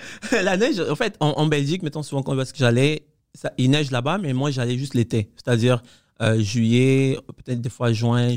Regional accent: Cuba; also born or lived in Quebec; now in Canada; moi, j'ai grandi à Cuba

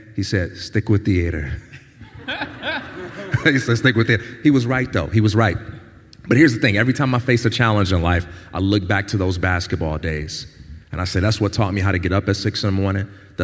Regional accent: Chicago, Illinois, United States; I'm from Chicago

